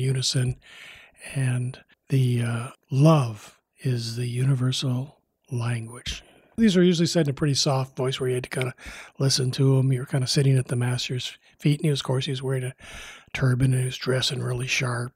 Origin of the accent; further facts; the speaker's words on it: Midwest, United States; now in Bay Area, United States; I grew up in the Midwest